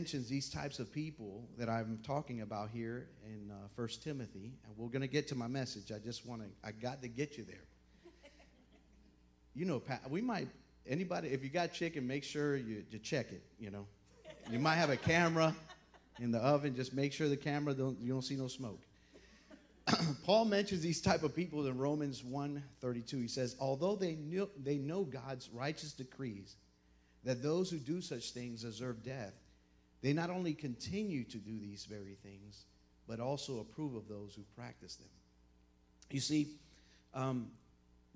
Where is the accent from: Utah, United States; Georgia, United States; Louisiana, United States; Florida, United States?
Florida, United States; Miami; moved away; I'm from Miami, Florida